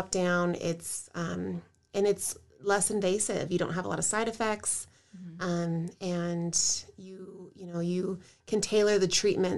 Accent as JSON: {"language": "English", "town": "Fontana", "region": "California", "country": "United States", "tie": "born or raised there", "moved": "as an adult", "lives_now": "North Carolina, United States", "said": "I was born and raised in Southern California, in Fontana, California"}